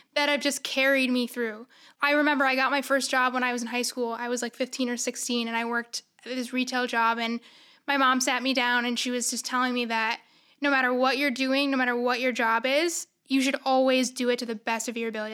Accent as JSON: {"language": "English", "town": "Syracuse", "region": "New York", "country": "United States", "said": "I'm from Syracuse originally."}